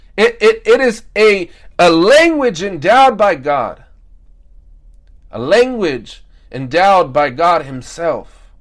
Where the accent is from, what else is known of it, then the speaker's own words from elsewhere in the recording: United States; us Americans